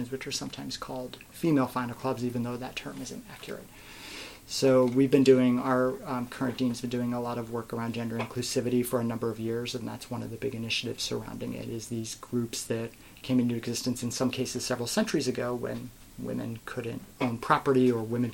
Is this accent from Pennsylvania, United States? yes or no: no; Chicago, Illinois, United States; moved away as an adult; now in Cambridge, United States; I used to say, oh, I'm from Chicago